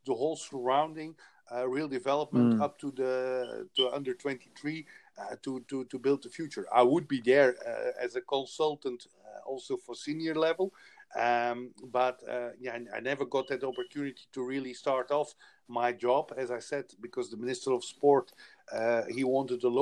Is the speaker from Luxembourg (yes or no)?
no; Belgium; moved away; I come from Belgium. We have 11 million people